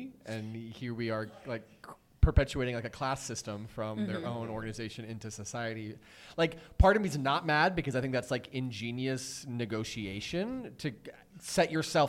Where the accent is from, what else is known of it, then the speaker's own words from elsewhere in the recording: United States; I'm American.